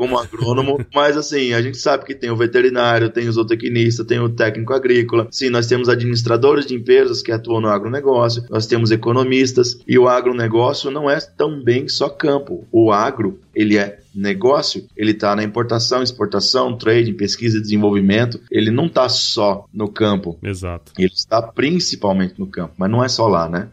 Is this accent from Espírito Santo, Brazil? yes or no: no; São Luís do Paraitinga, São Paulo, Brazil; accent: caipira; do interior de São Paulo, uma cidadezinha chamada São Luís do Paraitinga